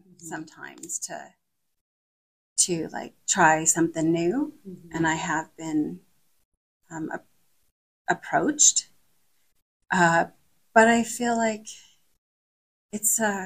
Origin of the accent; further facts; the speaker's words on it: West Kootenays, British Columbia, Canada; now in Calgary, Canada; I grew up in the West Kootenays. And then when I moved to Calgary